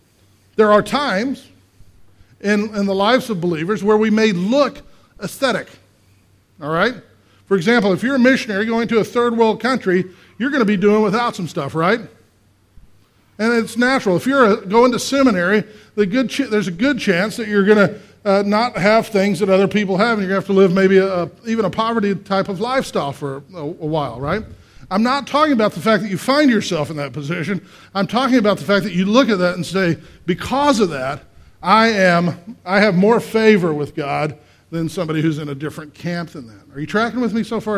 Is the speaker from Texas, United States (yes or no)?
yes; Texas, United States; I grew up in Texas